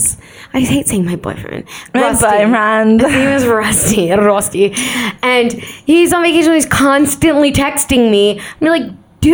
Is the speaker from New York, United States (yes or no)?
yes; Long Island, New York, United States; we were from Long Island